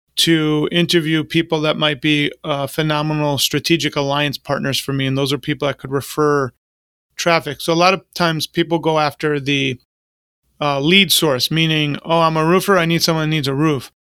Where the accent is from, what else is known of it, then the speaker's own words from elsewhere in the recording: New York, United States; now in Florida, United States; I grew up in New York